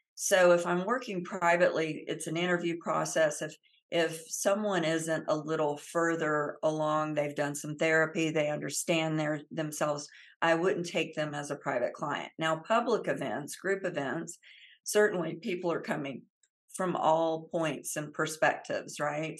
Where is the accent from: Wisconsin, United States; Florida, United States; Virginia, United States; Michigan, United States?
Florida, United States; Central; I grew up in the South, uh, in Central Florida